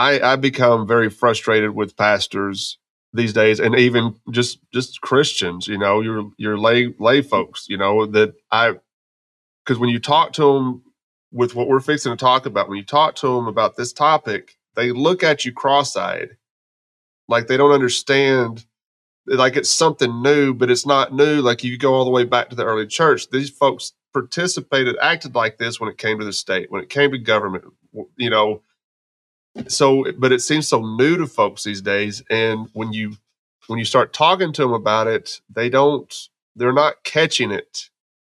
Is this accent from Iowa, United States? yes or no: no; Texas, United States; also born or lived in Arkansas; now in Memphis, United States; I grew up in Texas